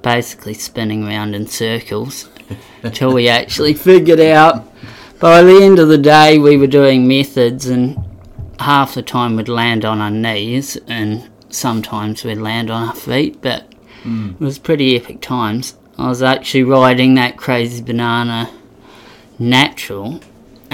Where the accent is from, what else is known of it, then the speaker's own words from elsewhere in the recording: Queenstown, Otago, New Zealand; also born or lived in England; I'm from Queenstown. Grew up there pretty much most of my younger years. I actually moved here when I was 3